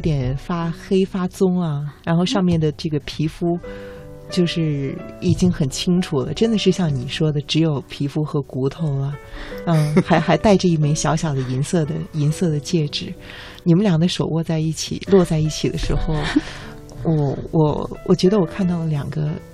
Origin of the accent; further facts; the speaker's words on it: Xuzhou, Jiangsu, China; moved away as an adult; now in Beijing, China; 我的家乡江苏徐州呢，也是深深地欢迎你